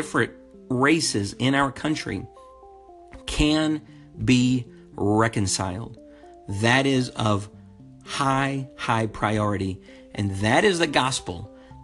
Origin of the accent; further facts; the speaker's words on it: Eatonton, Georgia, United States; also born or lived in Lubbock, Texas; I grew up in Eatonton, Georgia